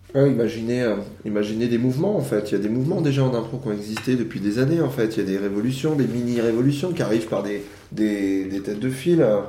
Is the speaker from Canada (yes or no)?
no; Yvelines, Île-de-France, France; Je viens des Yvelines